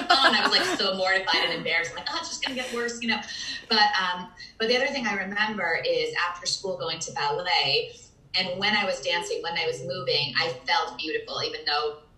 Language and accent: English; Virginia, United States; also born or lived in Manhattan, New York; I grew up in mostly in Virginia